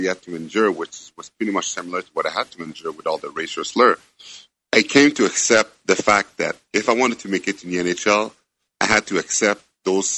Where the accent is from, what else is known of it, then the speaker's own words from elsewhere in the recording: Montreal, Quebec, Canada; first language French; English is a second language; I was born in Montreal